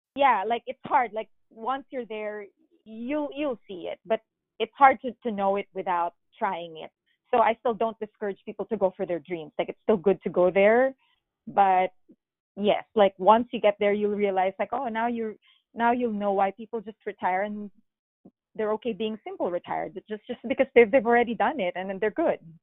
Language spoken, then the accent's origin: English; Philippines; moved away as an adult; now in United States; I am born and raised in the Philippines